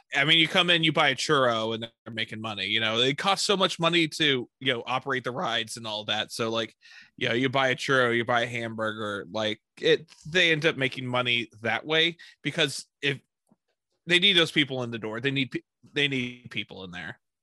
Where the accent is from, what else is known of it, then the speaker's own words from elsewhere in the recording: Texas, United States; I'm a Texan